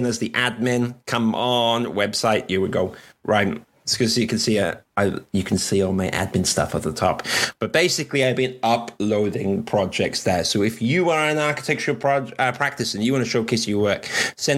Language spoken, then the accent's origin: English; Welsh, Wales, United Kingdom; as a Welsh man